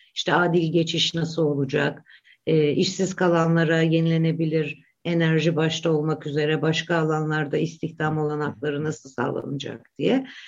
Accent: Black Sea Region, Turkey; ben Karadenizliyim

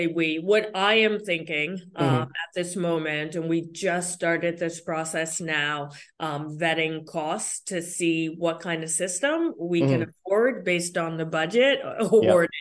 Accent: Connecticut, United States; here in Connecticut, we're the land of steady habits

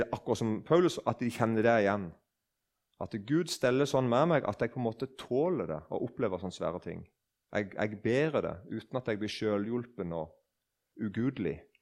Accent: Eiken, Agder, Norway; Jeg husker da jeg var liten, og det var noen nykristne som vitna på bedehuset hjemme i Eiken.

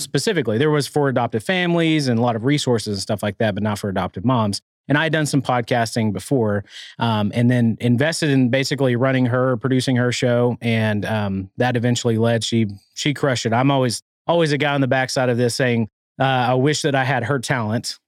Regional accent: Arkansas, United States; now in Rogers, United States; growing up in Arkansas

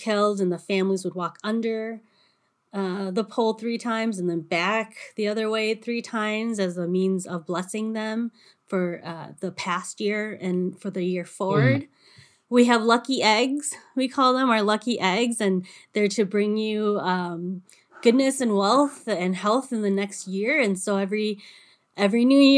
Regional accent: United States; everybody knew I was from America

